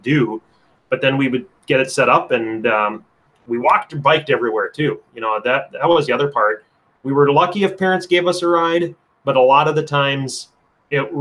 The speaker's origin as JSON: {"language": "English", "town": "Anoka", "region": "Minnesota", "country": "United States", "tie": "born or raised there", "said": "Anoka where I grew up"}